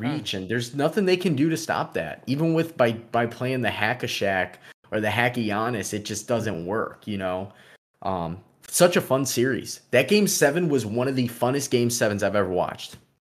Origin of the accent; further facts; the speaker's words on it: Chicago, Illinois, United States; we're from Chicago